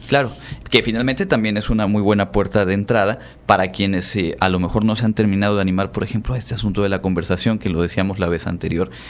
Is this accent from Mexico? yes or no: yes; Yucatán, Mexico; aquí en nuestra, en nuestra región, por supuesto, somos orgullosos del Hanalpichán